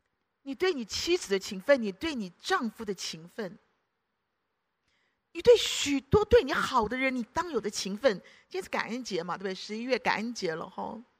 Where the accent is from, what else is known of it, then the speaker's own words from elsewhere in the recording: Guangdong, China; 然后我们广东人讲了骂人嘛